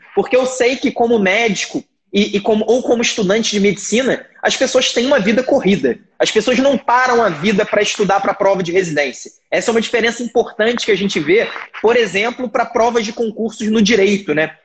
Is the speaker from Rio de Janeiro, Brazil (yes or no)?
yes; Rio de Janeiro, Brazil; no Rio de Janeiro, né? que é, que é de onde eu, onde eu nasci, onde eu morei e onde eu fiz faculdade